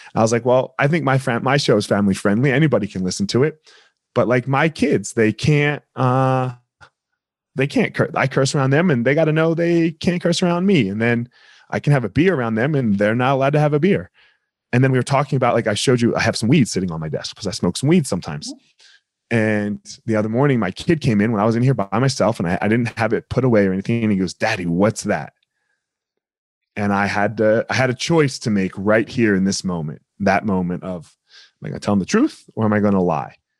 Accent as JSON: {"language": "English", "region": "New Jersey", "country": "United States", "tie": "born or raised there", "moved": "yes", "said": "grew up in New Jersey"}